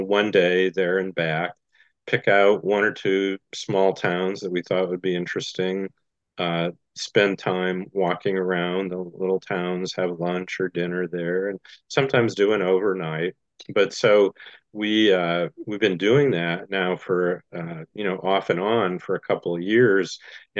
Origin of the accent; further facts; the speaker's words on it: Goshen, Indiana, United States; my hometown Goshen had three what we called rubber factories